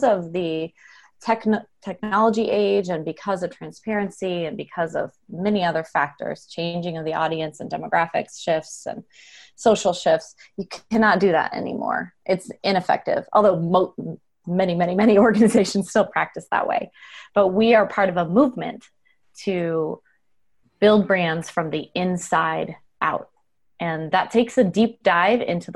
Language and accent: English; Arizona, United States; I grew up in Arizona